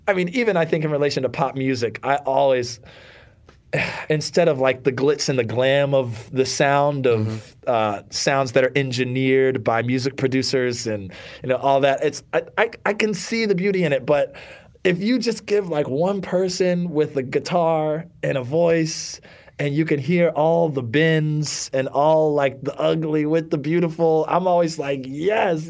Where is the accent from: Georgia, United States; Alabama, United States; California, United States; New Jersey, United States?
Alabama, United States; Northwest; moved away as an adult; also born or lived in United Kingdom; now in New York City, United States; I grew up in Northwest Alabama, had a good education.